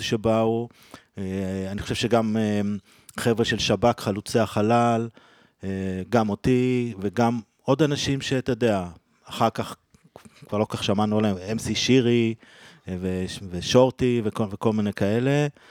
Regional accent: Israel; אני גדלתי בקיבוץ

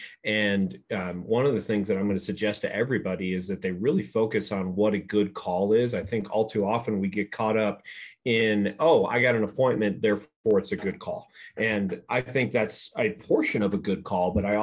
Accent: East Coast, United States; moved away; also born or lived in the South; I grew up on the East Coast like yourself, and we always went to school the day after Labor Day.

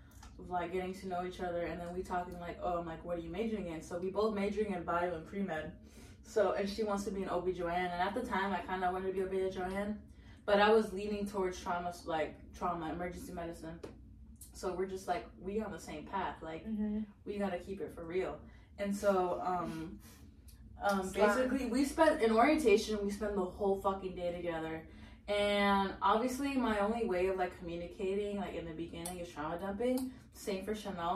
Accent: Northern Virginia, United States; we're from Nova

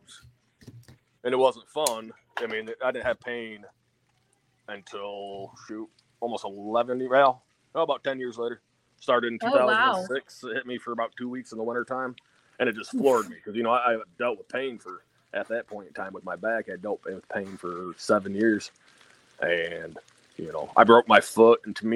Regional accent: Midwest, United States; I'm from the Midwest

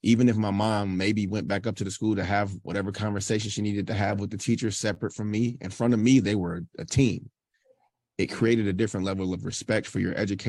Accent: Detroit, Michigan, United States; I grew up in Detroit, Michigan, where every classmate I had from preschool to high school graduation was Black

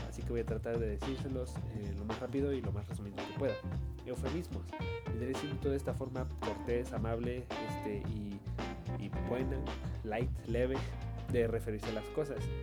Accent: Valle de Bravo, State of Mexico, Mexico; yo soy de Valle de Bravo

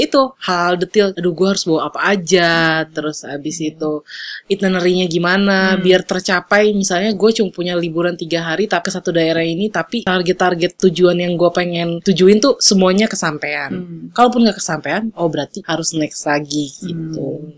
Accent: Jakarta, Indonesia; saya dari Jakarta

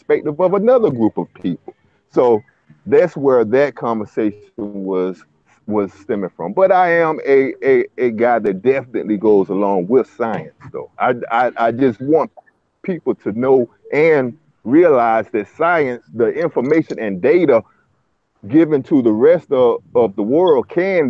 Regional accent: Jacksonville, Florida, United States; I'm from Florida, Duval County.

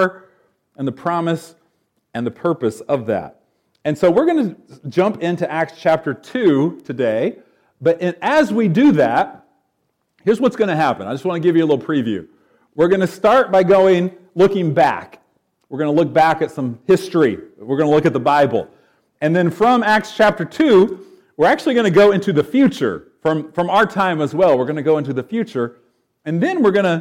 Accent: Knoxville, Tennessee, United States; I'm from Knoxville, so a bit of a southern boy

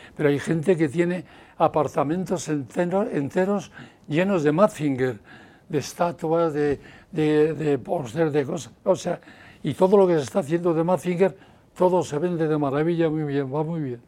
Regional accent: Bilbao, Basque Country, Spain; soy de Bilbao

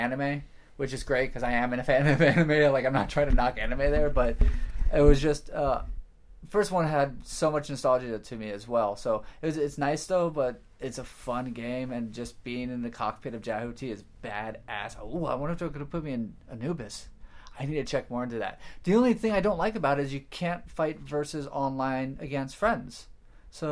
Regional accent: Florida, United States; I'm from Florida

